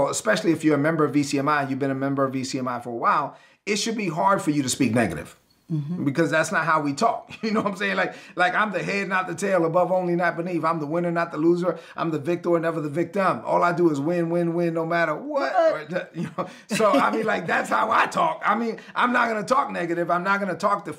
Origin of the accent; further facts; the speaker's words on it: New York City, New York, United States; also born or lived in Caribbean; I'm from Brooklyn